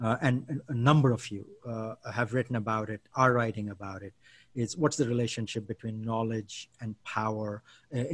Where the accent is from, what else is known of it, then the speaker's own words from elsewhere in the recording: India; now in United States; I'm an Indian citizen who lives in the US